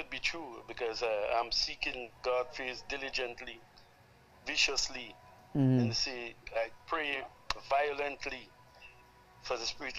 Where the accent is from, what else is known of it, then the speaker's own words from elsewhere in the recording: Grenada; I am from Grenada.